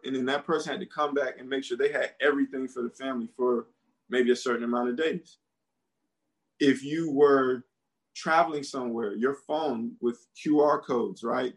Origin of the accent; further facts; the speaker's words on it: United States; moved away as an adult; also born or lived in Beijing, China / Georgia; I'm American